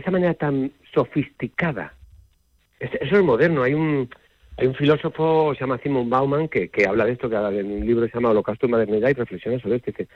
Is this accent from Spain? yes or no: yes; Spain; como español